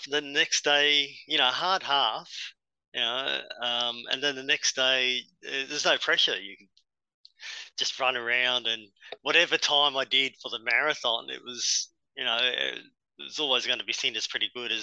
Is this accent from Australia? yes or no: yes; Brisbane, Queensland, Australia; I was born and bred in Brisbane.